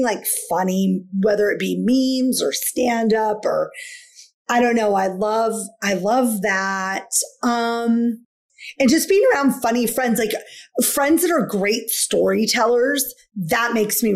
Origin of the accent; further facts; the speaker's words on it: Washington, United States; I'm from Washington State